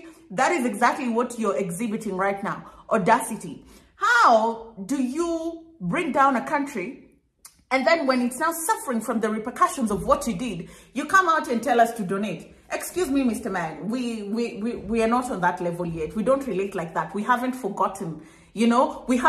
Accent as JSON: {"language": "English", "country": "Kenya", "said": "for me as a Kenyan at least, he had a little bit of affiliation with Kenya"}